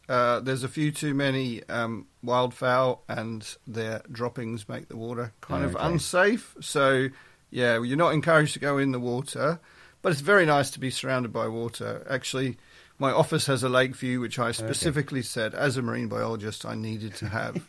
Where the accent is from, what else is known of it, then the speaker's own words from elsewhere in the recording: Australia; now in United Kingdom; I'm originally Australian, so I've been in the UK altogether about 20 years.